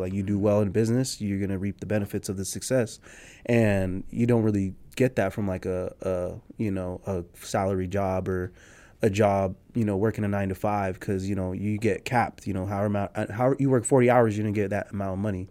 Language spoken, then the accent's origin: English; San Jose, California, United States; I'm a Nicaraguanse American, you know, born and raised in San Jose